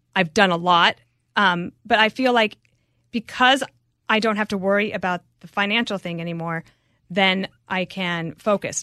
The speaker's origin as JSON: {"language": "English", "town": "Denver", "region": "Colorado", "country": "United States", "tie": "born or raised there", "also_born_or_lived": "Wyoming", "said": "So my parents moved there, but that was really like moving to the big city. I was two years old, but then I was at that elementary school till I think I was eleven."}